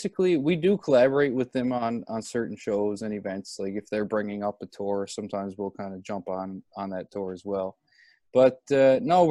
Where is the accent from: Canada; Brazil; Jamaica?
Canada; Newfoundland and Labrador; I grew up here